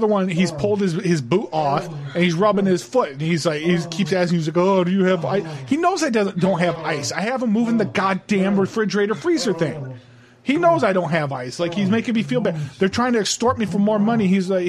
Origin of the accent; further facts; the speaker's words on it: Trenton, New Jersey, United States; Yeah, I was from Trenton, New Jersey originally. I was out in that area